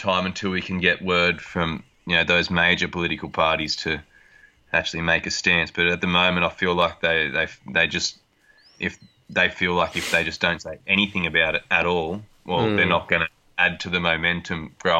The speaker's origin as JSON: {"language": "English", "town": "Nambucca Heads", "region": "New South Wales", "country": "Australia", "tie": "born or raised there", "moved": "yes", "lives_now": "Streaky Bay, Australia", "said": "I grew up on the Coffs Coast at Nambucca Heads, which is at, over 2,000 kilometres in a straight line from the Eyre Peninsula."}